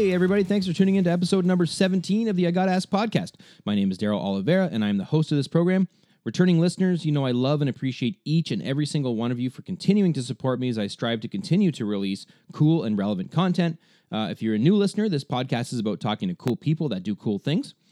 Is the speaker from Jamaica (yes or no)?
no; Ontario, Canada; I'm from Canada, right? From Ontario.